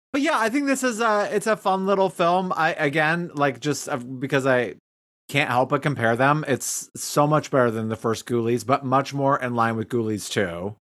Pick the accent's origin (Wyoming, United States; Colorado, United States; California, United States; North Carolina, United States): Wyoming, United States; Cody; moved away; also born or lived in Chicago, Illinois; this restaurant I worked at in Cody, Wyoming, after I moved home from Chicago